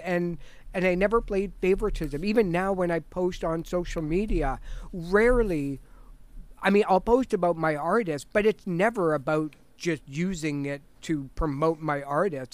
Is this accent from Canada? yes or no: yes; Toronto, Ontario, Canada; also born or lived in Richmond Hill; I was born in Toronto.